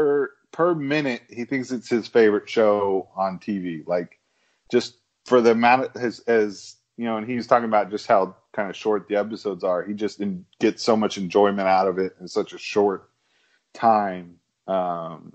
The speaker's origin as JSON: {"language": "English", "region": "Texas", "country": "United States", "said": "I'm from Texas"}